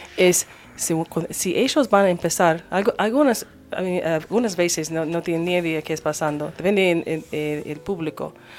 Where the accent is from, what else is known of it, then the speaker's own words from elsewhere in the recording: United States; Spanish is a second language; moved away as an adult; now in Argentina; soy de Estados Unidos